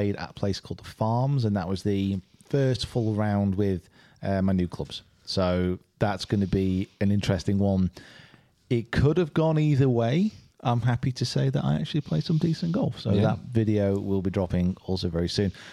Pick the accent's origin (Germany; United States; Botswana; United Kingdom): United Kingdom; Preston, North West England; I'm from Preston